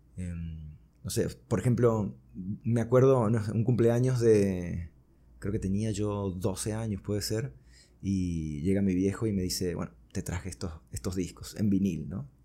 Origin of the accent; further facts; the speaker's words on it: Caracas, Capital District, Venezuela; also born or lived in Buenos Aires, Argentina; llegué a Caracas como cuando tenía cinco años. Wow. Así que bueno, me crié acá en Caracas.